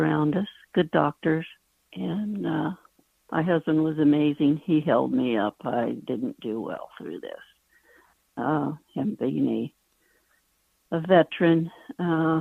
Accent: Ontario, California, United States; I grew up in Ontario, California.

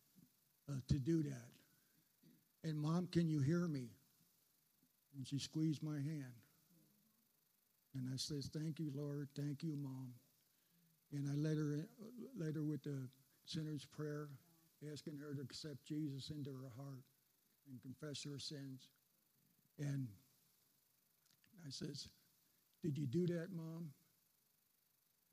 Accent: New Jersey, United States; moved away; I grew up back in New Jersey, and all my family was back there

